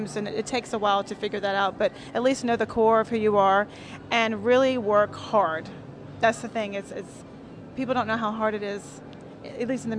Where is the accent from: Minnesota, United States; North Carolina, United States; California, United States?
North Carolina, United States; I'm from North Carolina